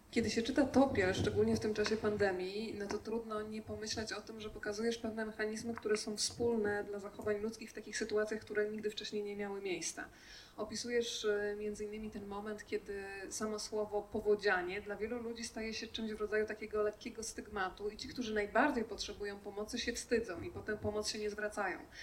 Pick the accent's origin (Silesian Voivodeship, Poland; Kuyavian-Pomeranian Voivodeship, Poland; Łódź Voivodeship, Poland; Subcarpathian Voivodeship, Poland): Subcarpathian Voivodeship, Poland; Podkarpacie; Ja akurat jestem z Podkarpacia